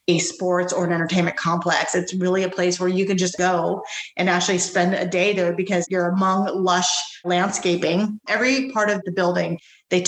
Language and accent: English; Santa Monica, California, United States; also born or lived in Kenya; I grew up in Southern California, in Santa Monica. I'm a West Side girl, so I've been there since I was 4 or 5 years old.